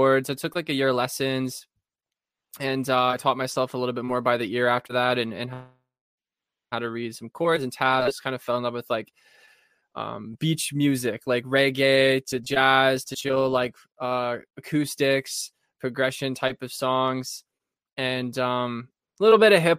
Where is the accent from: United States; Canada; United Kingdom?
Canada; Thunder Bay, Ontario; I'm from Thunder Bay, Ontario